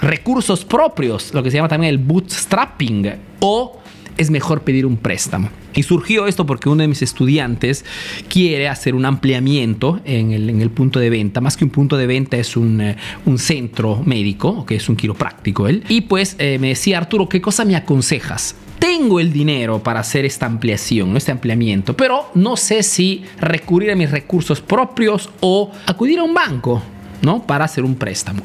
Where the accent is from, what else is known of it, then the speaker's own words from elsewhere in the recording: Peru; moved away as an adult; now in Italy; soy un emprendedor peruano que vive, hace negocio en Italia de hace más de 25 años